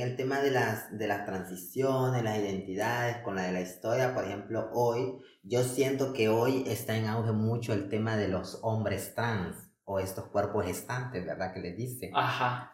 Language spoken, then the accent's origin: Spanish; Honduras; las mujeres trans en Honduras